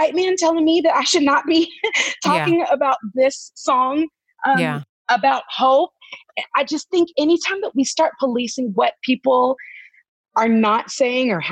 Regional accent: California, United States; now in Tennessee, United States; I'm from California. But I live in Tennessee

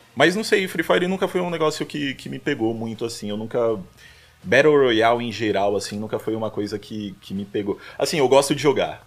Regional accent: São Paulo, Brazil; Sou natural de São Paulo, não falei isso, né? Paulista aqui da Zona Norte bairrista demais, amo meu bairro Zona Norte lá

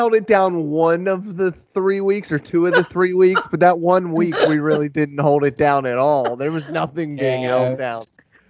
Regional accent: Pennsylvania, United States; So I grew up in Pennsylvania, obviously.

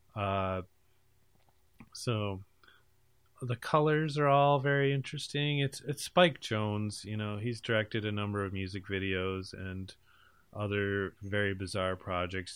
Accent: United States; I'm from America

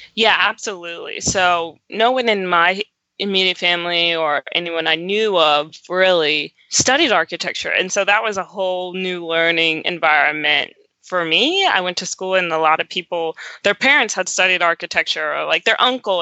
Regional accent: Roanoke, Virginia, United States; also born or lived in New Jersey; I was born in New Jersey, but I grew up my whole life in Southwest Virginia, a little town called Roanoke

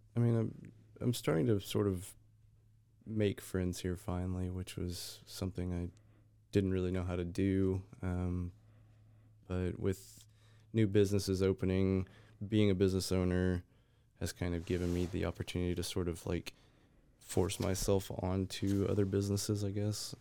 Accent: Texas, United States; now in Waco, United States; I am a Texas born, but, uh, moved to Waco maybe five years ago

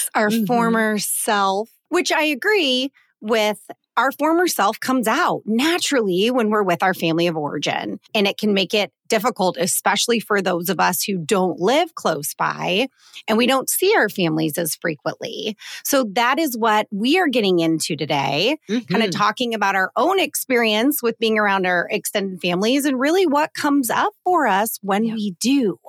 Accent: Colorado, United States; I have had a couple different trips over the last month to my home state of Colorado. Mm-hmm. Shout out to any of my Coloradoans listening to this podcast.

